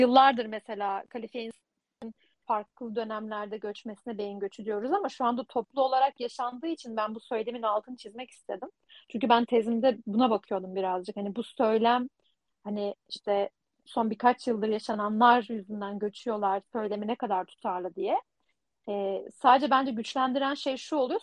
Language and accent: Turkish; Turkey; moved away as an adult; also born or lived in Leiden, Netherlands; now in Netherlands; ben de Türk'üm